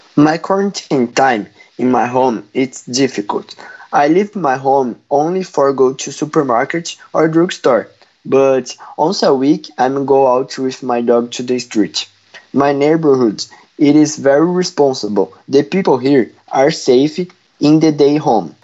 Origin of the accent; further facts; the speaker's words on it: Brazil; English is a second language; now in Ontario, Canada; I'm from Brazil, but today I live in Ontario, Canada.